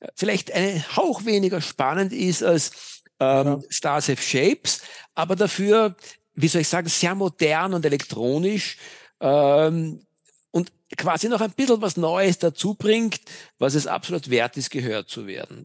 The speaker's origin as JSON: {"language": "German", "region": "Vienna", "country": "Austria", "said": "Ich bin ein echter Wiener."}